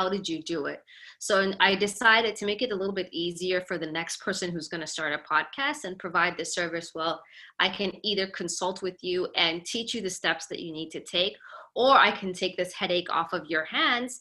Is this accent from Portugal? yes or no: no; Canada; also born or lived in Somalia; now in United States; I grew up in Canada, which is, I mean, to me growing up there, it wasn't bad.